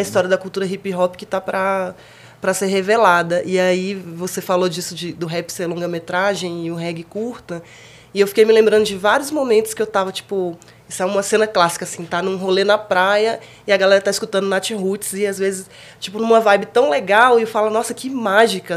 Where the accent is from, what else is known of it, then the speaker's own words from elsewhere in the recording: Brasília, Federal District, Brazil; sendo brasiliense